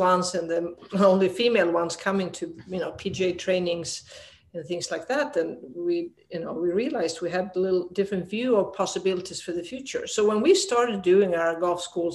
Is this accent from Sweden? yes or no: yes; Sweden; moved away as an adult; also born or lived in Arizona, United States; so I'm a dual citizen now, American and Swedish, but I grew up in Sweden.